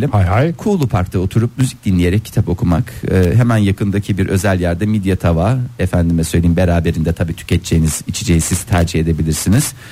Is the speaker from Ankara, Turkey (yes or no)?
yes; Ankara, Turkey; Ankaralıyım aslen. İzmir'de okudum üniversiteyi.